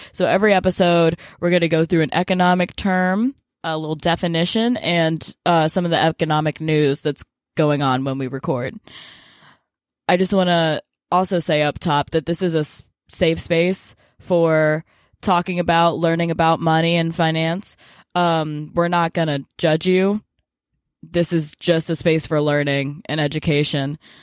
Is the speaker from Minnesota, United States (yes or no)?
no; Memphis, Tennessee, United States; moved away as an adult; I grew up in Memphis, Tennessee, and now I'm a freshman at Duke University